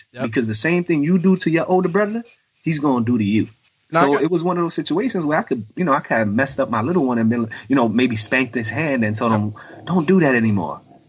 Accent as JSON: {"language": "English", "town": "New York City", "region": "New York", "country": "United States", "tie": "born or raised there", "said": "even though I'm 39. They'll look at me and be like, no way you used to fight these bullies off. That's all I did. Like, I grew up in the South Bronx."}